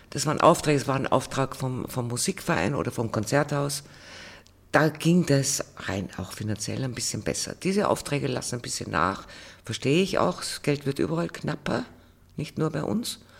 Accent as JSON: {"language": "German", "country": "Germany", "said": "vor allem für mich als Deutsche, mir ist das Wiener Lied also sehr weit entfernt"}